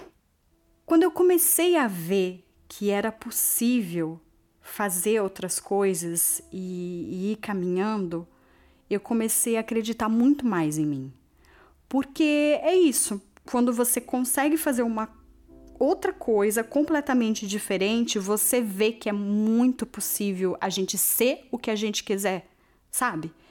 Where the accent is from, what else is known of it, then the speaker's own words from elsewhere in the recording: Brazil; moved away as an adult; now in Porto, Portugal; Como brasileira e imigrante